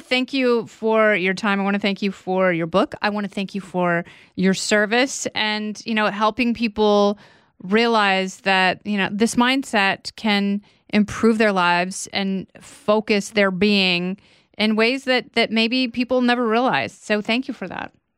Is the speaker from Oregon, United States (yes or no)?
yes; Portland, Oregon, United States; moved away as an adult; I grew up in Portland, Oregon